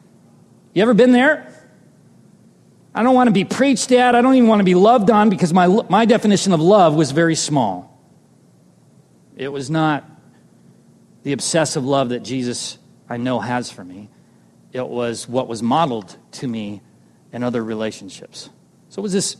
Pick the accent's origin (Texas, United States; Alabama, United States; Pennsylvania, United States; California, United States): California, United States; Southern; I'm from Southern California